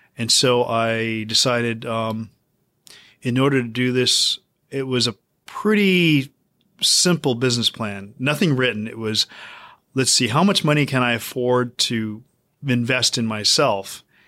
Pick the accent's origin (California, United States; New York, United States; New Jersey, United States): California, United States; Lodi; I grew up in Lodi, which is where our shop is